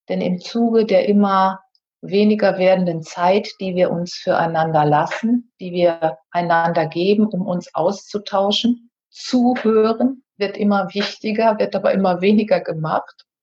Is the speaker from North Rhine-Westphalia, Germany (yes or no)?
yes; North Rhine-Westphalia, Germany; born there; denn ich bin auf einem Bauernhof am Niederrhein geboren. Ich habe dann den Weg von diesem Bauernhof weggesucht.